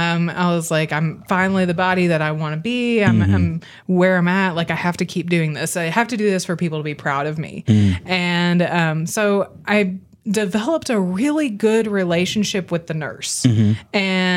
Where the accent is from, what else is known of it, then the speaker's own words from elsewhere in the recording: Arkansas, United States; also born or lived in New York; I'm originally from New York. We moved to Arkansas when I was one.